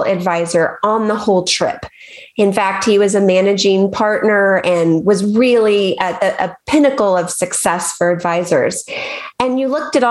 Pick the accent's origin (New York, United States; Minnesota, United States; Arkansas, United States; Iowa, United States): Arkansas, United States; I grew up in Arkansas and there's the mighty Mississippi River